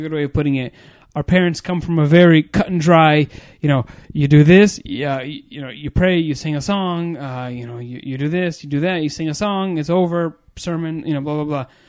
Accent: United States; I was born here in America

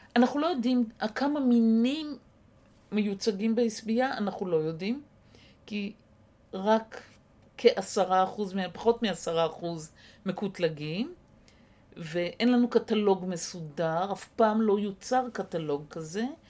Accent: Israel; הקיבוץ שגדלתי בו

